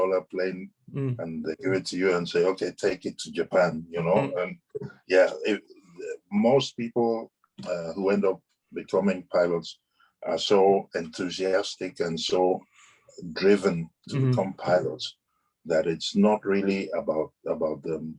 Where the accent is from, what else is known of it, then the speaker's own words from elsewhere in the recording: Ibadan, Oyo, Nigeria; moved away as an adult; now in London, United Kingdom; we were growing up in Ibadan